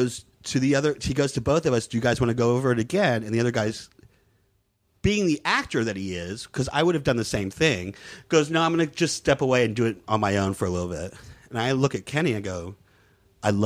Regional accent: Palestine; I'm Palestinian

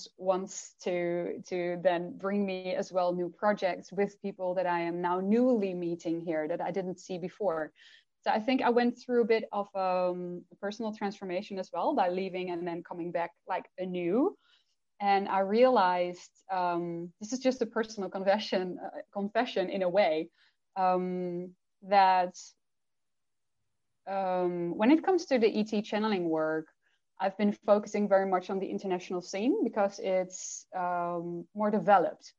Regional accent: Netherlands; first language Dutch; English is a second language; I do work in Dutch with private clients that are Dutch. And that means I channel in Dutch as well, obviously, that's my first language

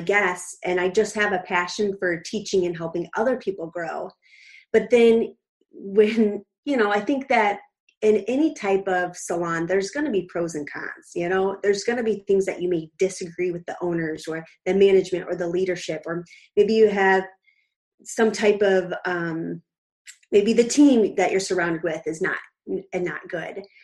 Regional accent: Clifton, Illinois, United States; now in Naperville, United States; I grew up in a really tiny town called Clifton, 1,400 people, and now I am living in Naperville, Illinois

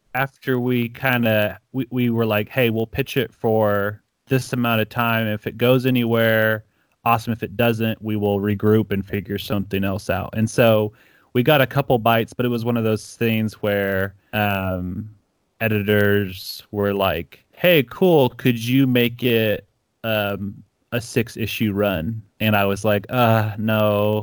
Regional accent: Ecuador; moved away; I grew up in Ecuador

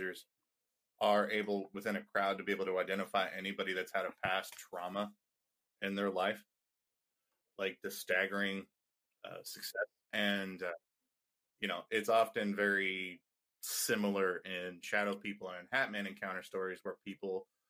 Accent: Indiana, United States; we're from Indiana, so like we're the meth capital of the world

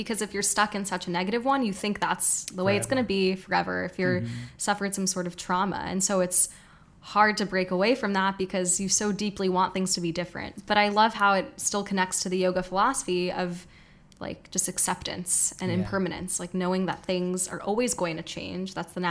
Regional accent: New York, United States; moved away as an adult; now in Bali, Indonesia; I grew up in New York

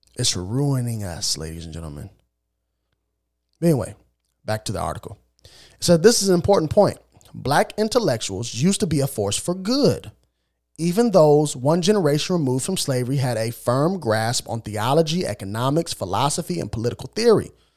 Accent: Illinois, United States; I'm born and raised in Illinois.

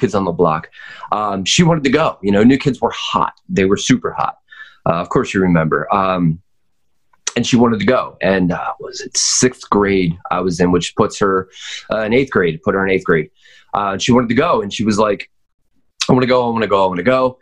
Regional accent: North Wales, Pennsylvania, United States; So I grew up in North Wales

